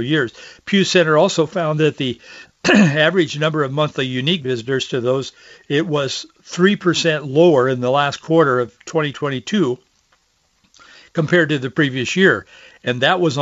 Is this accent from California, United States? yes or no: no; Yakima, Washington, United States; growing up in Yakima, in the Yakima Valley.